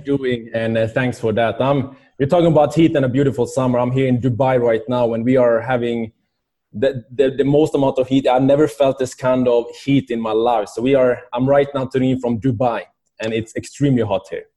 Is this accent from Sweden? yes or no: yes; Sweden; moved away; I was, uh, growing up in Sweden